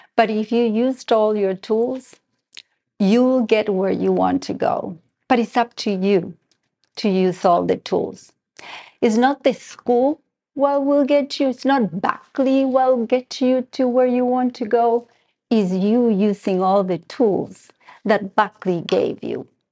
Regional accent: Argentina; moved away; I have a little bit of an accent. I am originally from Argentina

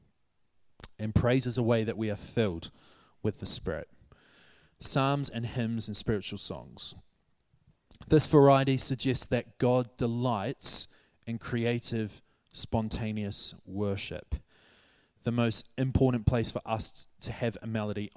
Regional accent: New Zealand; moved away as an adult; now in Hatfield, United Kingdom; my home country, New Zealand

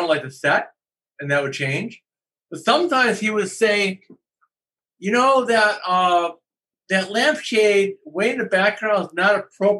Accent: Chicago, Illinois, United States; moved away as an adult; also born or lived in California; I'm from Chicago.

